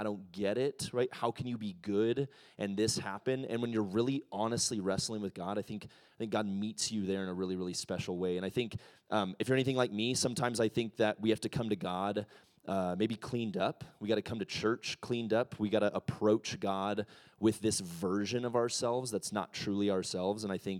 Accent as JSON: {"language": "English", "country": "Ecuador", "tie": "born or raised there", "said": "I'm a missionary kid. I grew up in Ecuador. I'm a pastor's kid."}